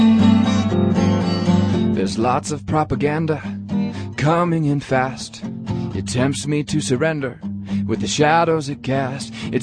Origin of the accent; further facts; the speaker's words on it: Alaska, United States; now in Huntsville, United States; I grew up in Alaska on a fishing boat